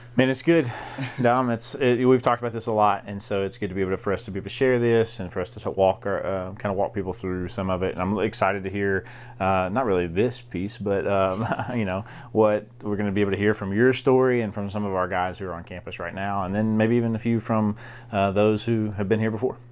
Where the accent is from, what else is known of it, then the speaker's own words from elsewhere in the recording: DeWitt, Arkansas, United States; I grew up in Southeast Arkansas.